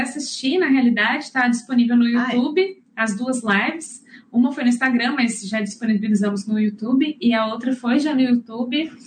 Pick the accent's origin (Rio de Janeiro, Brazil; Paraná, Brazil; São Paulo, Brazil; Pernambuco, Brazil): São Paulo, Brazil; São João da Boa Vista; moved away as an adult; now in New Zealand; eu sou de São João da Boa Vista, é, no interior de São Paulo.